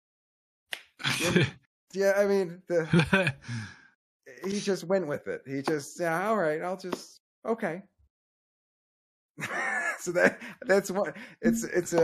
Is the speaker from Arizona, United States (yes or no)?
yes; Arizona, United States; growing up in Arizona